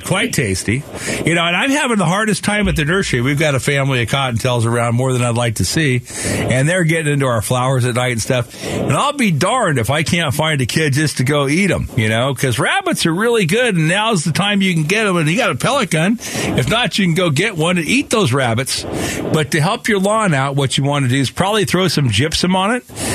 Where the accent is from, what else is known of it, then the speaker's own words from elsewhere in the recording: Phoenix, Arizona, United States; I grew up here in Sunny Slope